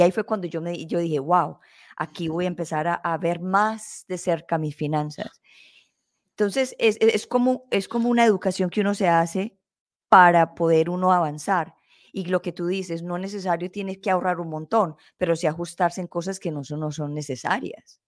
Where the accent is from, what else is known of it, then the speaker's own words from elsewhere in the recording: Colombia; nosotros somos colombianos